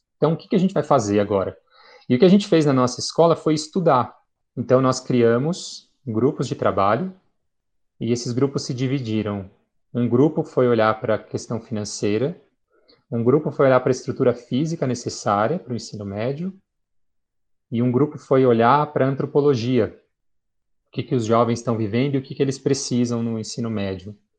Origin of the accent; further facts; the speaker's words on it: São Paulo, Brazil; Eu falei, do estado de São Paulo